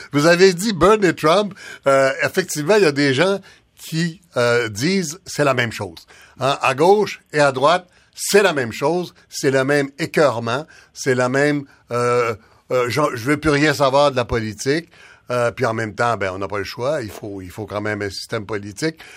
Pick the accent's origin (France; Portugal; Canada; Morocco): Canada; on est tous, on est tous des Canadiens